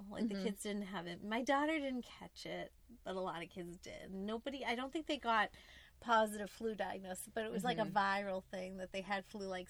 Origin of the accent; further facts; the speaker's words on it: United States; we're American.